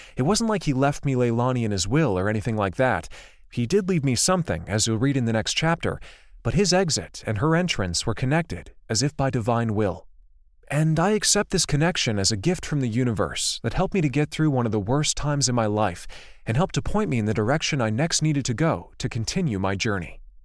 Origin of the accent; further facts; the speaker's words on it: Livermore, California, United States; also born or lived in Santa Cruz; At nineteen, I decided that it was time to finally leave my hometown of Livermore